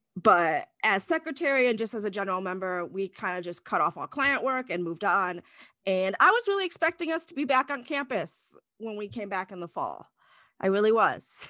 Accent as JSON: {"language": "English", "town": "Chicago", "region": "Illinois", "country": "United States", "moved": "as an adult", "said": "I'm from Northern Illinois, the Chicago area"}